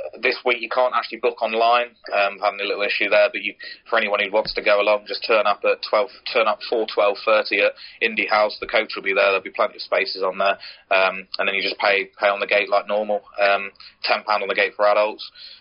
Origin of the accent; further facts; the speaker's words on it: Somerset, South West England, United Kingdom; moved away; I'm originally from Somerset, and Bishop's Lydiard were my old local side when I was growing up